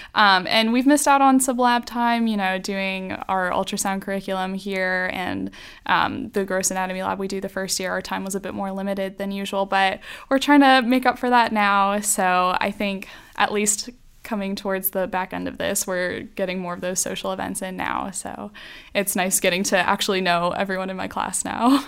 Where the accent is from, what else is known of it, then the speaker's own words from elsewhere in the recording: Greer, South Carolina, United States; also born or lived in Columbia, South Carolina; I grew up mostly in Greer, South Carolina